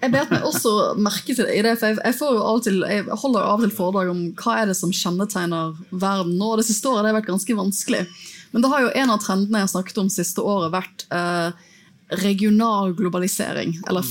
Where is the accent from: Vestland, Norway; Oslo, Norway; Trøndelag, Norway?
Vestland, Norway; Bergen; Jeg er jo bergenser